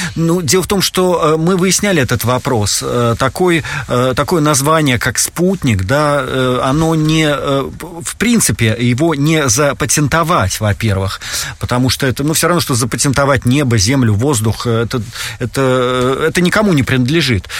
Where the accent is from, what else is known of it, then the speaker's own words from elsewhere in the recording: Saint Petersburg, Russia; moved away as an adult; now in Helsinki, Finland; Я родился в Санкт-Петербурге, ну, тогда еще в Ленинграде.